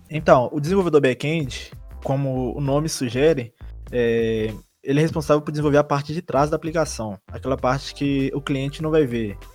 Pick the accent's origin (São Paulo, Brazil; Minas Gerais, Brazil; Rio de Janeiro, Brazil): Minas Gerais, Brazil; Diamantina; sou de Diamantina, não sou da cidade de Ouro Preto.